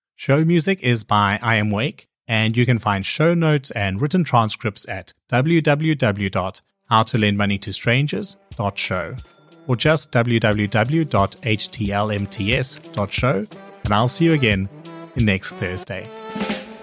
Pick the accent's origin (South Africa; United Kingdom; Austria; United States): South Africa; I'm from South Africa